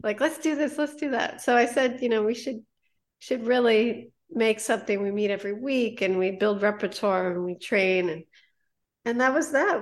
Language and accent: English; New Jersey, United States; also born or lived in Harlem, New York City; I went to school in New York City, uh, where I was originally from. Um, I was born in Harlem and my family, you know, as they do, uh, moved down to Jersey, and I came back up